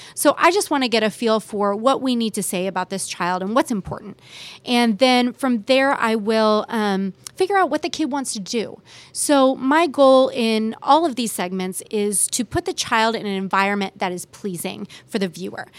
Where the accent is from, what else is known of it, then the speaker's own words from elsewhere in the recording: Bay Area, California, United States; moved away as an adult; now in Kansas City, United States; I grew up in the Bay Area